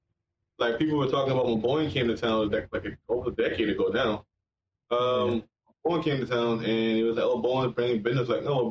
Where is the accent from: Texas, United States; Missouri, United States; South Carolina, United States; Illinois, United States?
South Carolina, United States; North Charleston; I grew up in North Charleston.